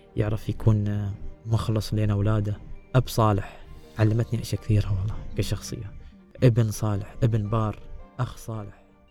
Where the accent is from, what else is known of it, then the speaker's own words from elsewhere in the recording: United Arab Emirates; انا ولد الامارات ولد زايد